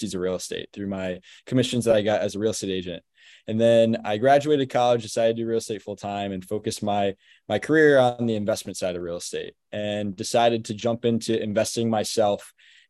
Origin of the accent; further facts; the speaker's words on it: Albany, New York, United States; I grew up in Albany, New York, which is the capital of New York. I grew up here locally, went to school here